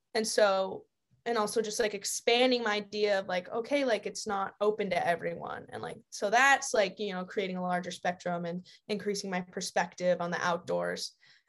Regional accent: Shelburne, Vermont, United States; also born or lived in Arkansas / Seattle / Cincinnati; I was born in Arkansas, lived in Seattle for a little, and then I lived outside of Cincinnati and moved to Shelburne when I was about 10.

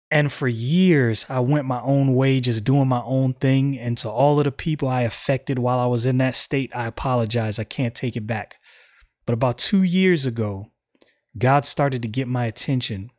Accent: United States; I'm an American

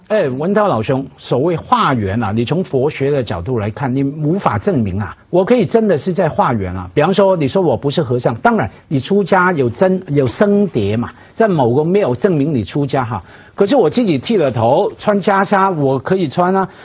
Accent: Hong Kong; 当然香港是合法的哈，我们在这样的社会成长，真的不觉得的。

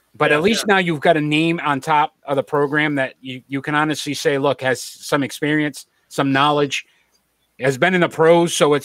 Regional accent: New England, United States; we're from New England

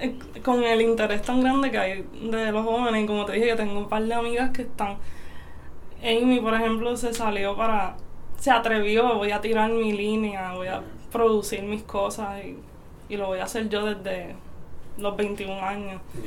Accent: Aguada, Puerto Rico; also born or lived in Mayagüez; Soy de Aguada y pues me considero de Mayagüez también.

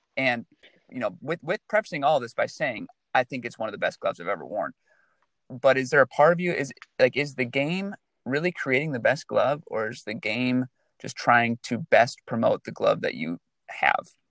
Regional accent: Michigan, United States; now in California, United States; As a native Michigander

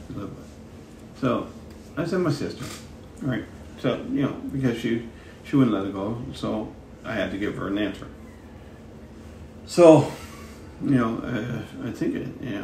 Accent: Dartmouth, Nova Scotia, Canada; back to Dartmouth to Castle Lane. That's where we lived

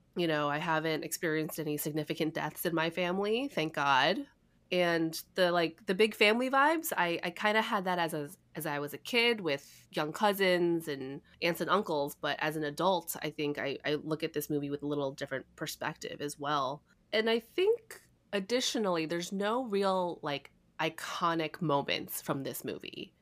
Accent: Chicago, Illinois, United States; moved away; I'm originally from Chicago

